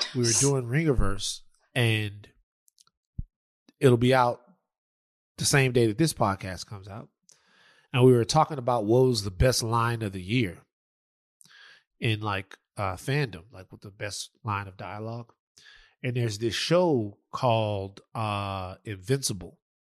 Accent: Louisiana, United States; I'm from Louisiana

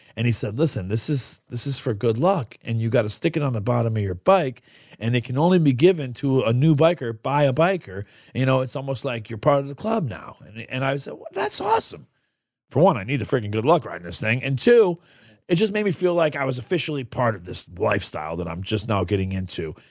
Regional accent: Canastota, New York, United States; moved away; I grew up in Canastota, New York

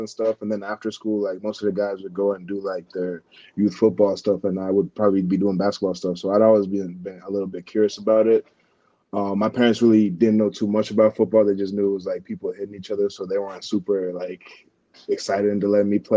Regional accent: Kenya; also born or lived in Massachusetts; now in Pittsburgh, United States; growing up in Kenya my whole life

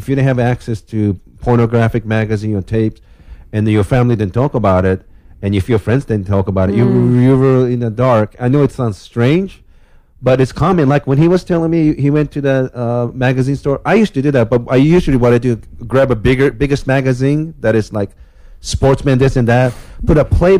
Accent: Japan; moved away; I'm from Japan.

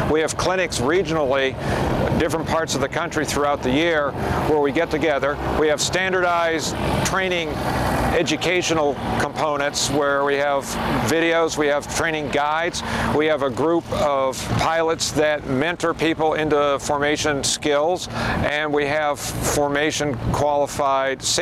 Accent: Phoenix, Arizona, United States; But I myself, I'm from Phoenix, Arizona.

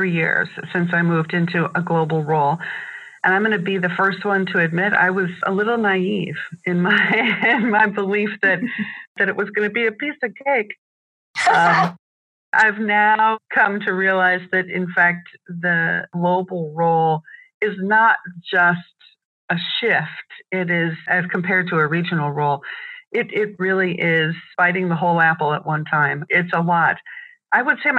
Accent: United States; I'm American

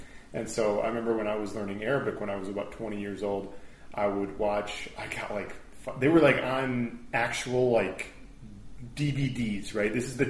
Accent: United States; me as an American

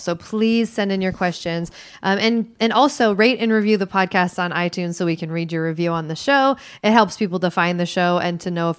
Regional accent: United States; I'm from Washington, let me say.

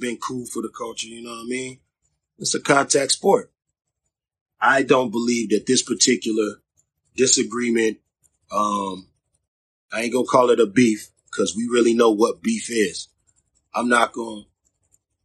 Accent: Long Beach, California, United States; I'm from Long Beach, California

